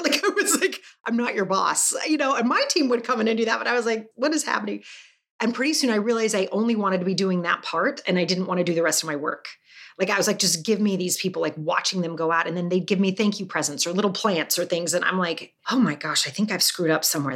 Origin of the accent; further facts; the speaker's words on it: Salt Lake City, Utah, United States; I was raised Mormon in Salt Lake City